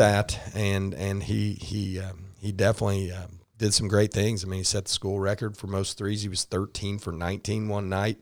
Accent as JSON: {"language": "English", "town": "Rushville", "region": "Indiana", "country": "United States", "tie": "born or raised there", "also_born_or_lived": "Shelbyville, Indiana", "moved": "as an adult", "said": "Rushville is in it again, my, my hometown"}